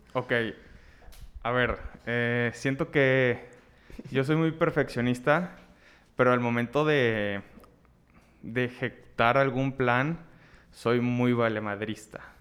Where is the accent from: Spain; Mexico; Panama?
Mexico; Ciudad Victoria, Tamaulipas; moved away as an adult; now in Monterrey, Mexico; yo soy de Ciudad Victoria, Tamaulipas, me vine a estudiar a, Monterrey.